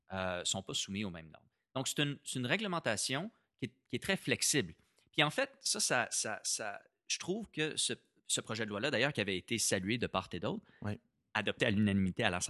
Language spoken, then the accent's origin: French; Canada; accent: Canadian